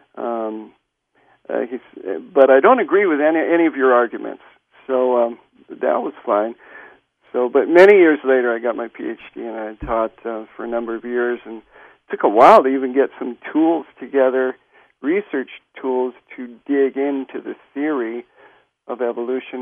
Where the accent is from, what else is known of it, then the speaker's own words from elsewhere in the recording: Hawaii, United States; I grew up in Hawaii